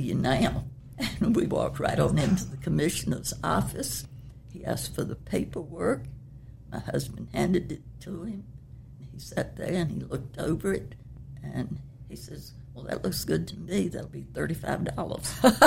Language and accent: English; Chesapeake, Virginia, United States; I was raised in Chesapeake, uh, when it was Norfolk County